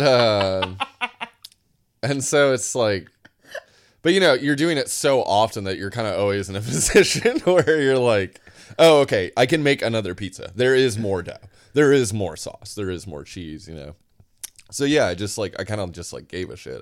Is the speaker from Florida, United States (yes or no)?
no; Sioux City, Iowa, United States; moved away as an adult; now in Boston, United States; I grew up in Sioux City, Iowa, and then I moved across the state to Iowa City, Iowa